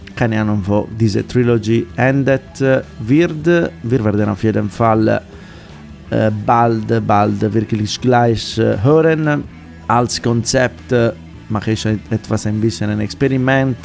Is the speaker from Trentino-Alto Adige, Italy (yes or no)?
no; Sardinia, Italy; German is a second language; moved away; aus meiner Heimat Sardinien